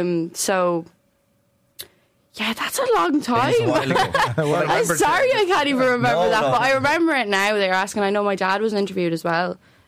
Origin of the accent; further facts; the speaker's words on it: Newbridge, Leinster, Ireland; also born or lived in Clondalkin; Moved over though at a very young age. Yeah, so that all my racing started in Newbridge.